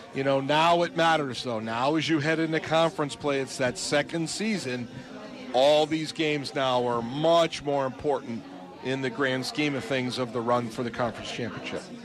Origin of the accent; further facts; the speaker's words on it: New England, United States; moved away; I grew up in the New England area